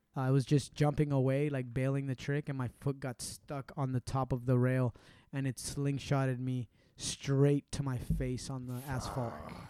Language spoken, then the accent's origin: English; Puerto Rico; Because I'm Puerto Rican, whether I was born in Puerto Rico or the moon, that doesn't change anything, right?